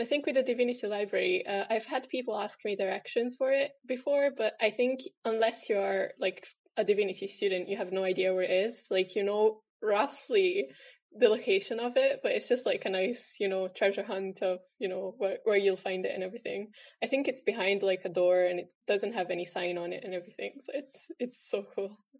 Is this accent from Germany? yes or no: no; Italy; moved away as an adult; now in Aberdeen, United Kingdom; I'm originally from Italy. I've been in Aberdeen for four years now.